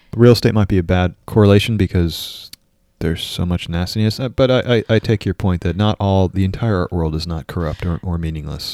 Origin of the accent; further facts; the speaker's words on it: New York, United States; moved away; also born or lived in Minnesota; I grew up in New York